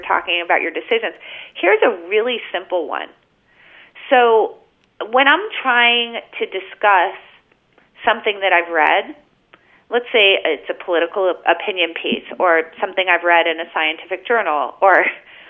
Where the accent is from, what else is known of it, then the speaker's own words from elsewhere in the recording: United States; I was born in America.